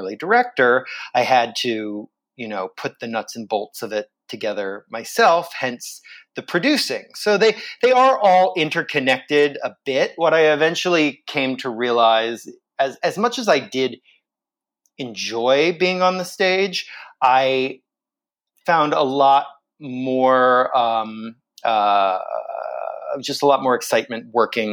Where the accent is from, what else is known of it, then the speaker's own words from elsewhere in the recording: Vero Beach, Florida, United States; also born or lived in Pennsylvania; I moved to Florida from Pennsylvania when I was 5 years old. And my town, Vero Beach, Florida, had this wonderful children's theater program